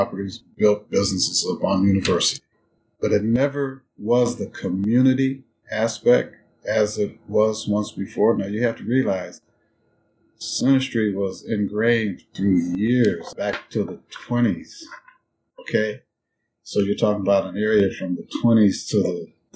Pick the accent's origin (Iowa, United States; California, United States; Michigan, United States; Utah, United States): Iowa, United States; Des Moines; I went to Byrd Elementary School, to Callanan Junior High, to North Des Moines High School